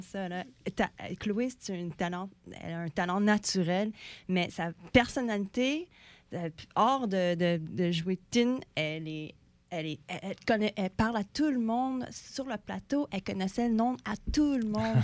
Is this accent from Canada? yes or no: yes; Montreal, Quebec, Canada; moi-même, je suis née à Montréal, je suis née ici